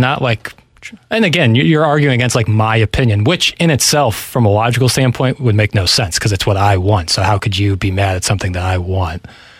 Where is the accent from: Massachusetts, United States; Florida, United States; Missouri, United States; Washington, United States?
Missouri, United States; St. Louis; I'm from St. Louis, Missouri.